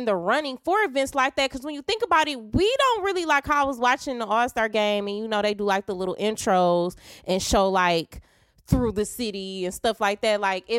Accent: Detroit, Michigan, United States; I'm from the West.

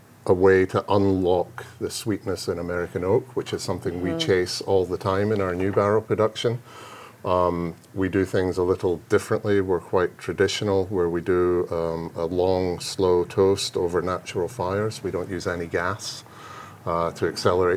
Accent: Scotland, United Kingdom; moved away as an adult; now in Kentucky, United States; I grew up in Scotland, and my dad had a cooperage just outside Glasgow

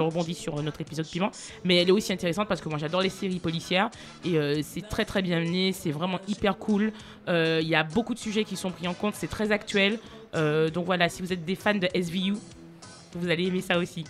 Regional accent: Martinique; je suis martiniquaise

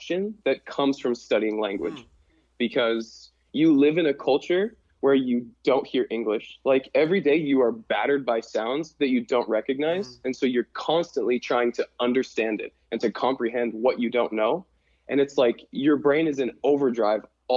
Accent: Butte, Montana, United States; moved away as an adult; now in Cairo, Egypt; So I was born and raised in Butte, lived in Butte, Montana my whole life

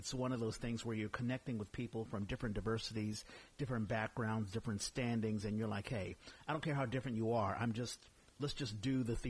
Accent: Washington, District of Columbia, United States; moved away; I'm from the East Coast.

